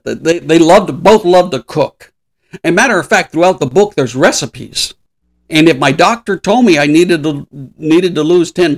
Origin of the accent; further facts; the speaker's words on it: Los Angeles, California, United States; I grew up in East LA.